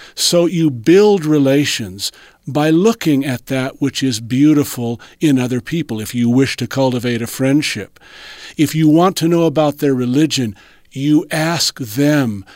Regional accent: Southern California, United States; It goes back to my teenage years when I grew up in Southern California

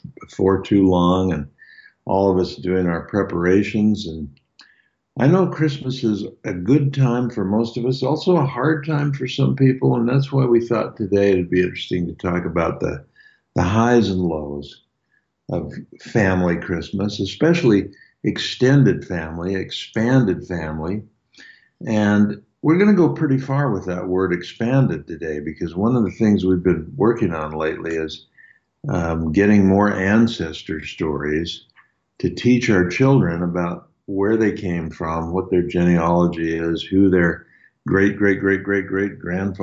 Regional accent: Logan, Utah, United States; moved away; my hometown up in Logan, Utah

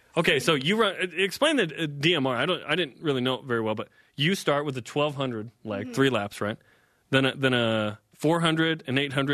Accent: Utah, United States; I'm from Utah.

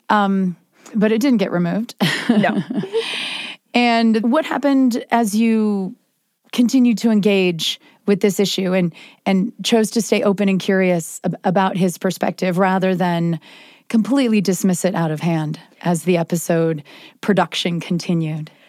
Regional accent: Springville, Utah, United States; I'm from Springville, Utah

